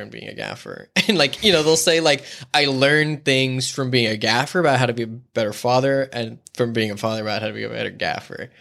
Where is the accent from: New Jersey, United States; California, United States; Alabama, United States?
California, United States; La Mesa; moved away as an adult; now in Los Angeles, United States; I grew up in La Mesa by Mount Helix